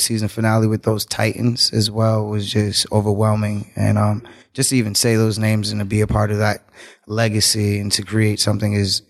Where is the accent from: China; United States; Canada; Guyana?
United States; Boston, Massachusetts; I'm from Dorchester.